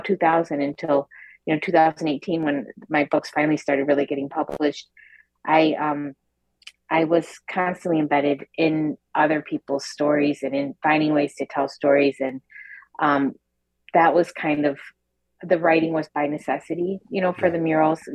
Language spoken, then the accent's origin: English; a factory town north of Detroit, Michigan, United States; we grew up in a factory town north of Detroit in the 80s